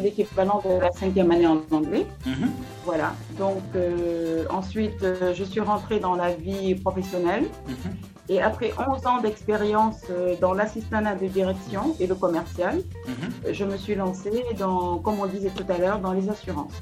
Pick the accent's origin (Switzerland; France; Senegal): Senegal; Kaolack; also born or lived in Dakar; mon père, en fait, à mes 10 ans, mon père avait une pharmacie. C'est un pharmacien. Donc, il est allé s'installer à Kaolack. Et je me suis retrouvée à Kaolack à 10 Mhm. où j'ai fait toute mon enfance